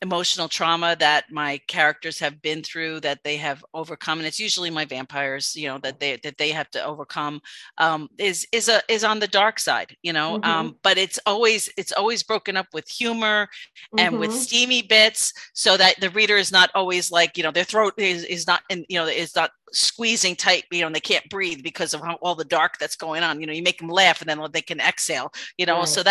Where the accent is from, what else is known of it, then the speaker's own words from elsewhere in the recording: New York, United States; being a New Yorker